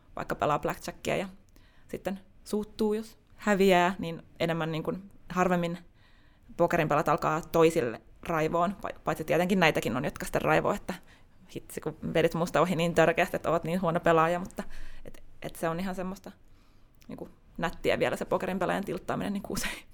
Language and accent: Finnish; Tampere, Pirkanmaa, Finland; moved away as an adult; also born or lived in Espoo; now in Helsinki, Finland; olen syntynyt Tampereella ja koen vieläkin olevani tamperelainen